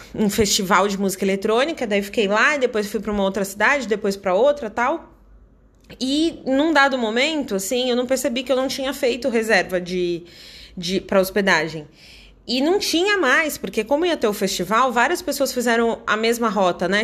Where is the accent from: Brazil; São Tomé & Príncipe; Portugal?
Brazil; also born or lived in Dublin, Ireland; eu, como brasileira